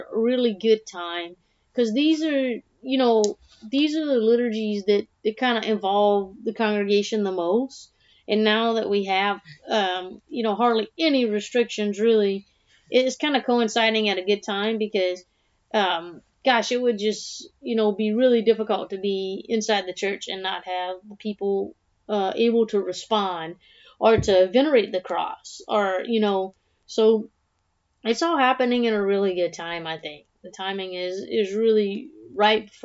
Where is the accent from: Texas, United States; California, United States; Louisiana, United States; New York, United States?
Louisiana, United States; South; growing up in South Louisiana